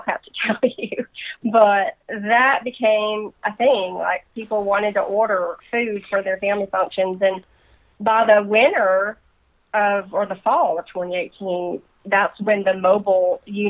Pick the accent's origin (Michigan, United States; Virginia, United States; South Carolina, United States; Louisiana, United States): Louisiana, United States; moved away as an adult; now in Pacific Northwest, United States; We're both transplants, so I was raised in Louisiana.